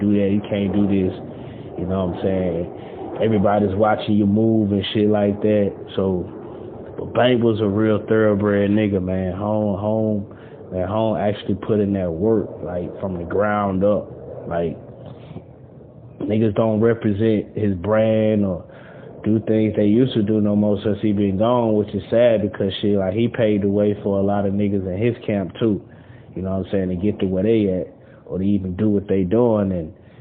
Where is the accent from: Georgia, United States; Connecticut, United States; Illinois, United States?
Georgia, United States; Atlanta; also born or lived in Ohio; I moved to Atlanta back in, like, 1997 or some shit like that. Like, Nah, not 1997, but 1991, and shit, and since then, because I moved from Ohio back in, I was there born in 85, 5 years later, my grandma sent us to Atlanta